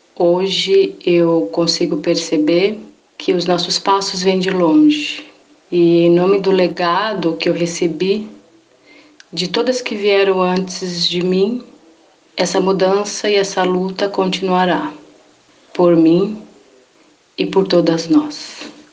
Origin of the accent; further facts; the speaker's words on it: São Vicente, São Paulo, Brazil; moved away as an adult; now in São Bernardo do Campo, Brazil; eu sou natural de São Vicente, litoral de São Paulo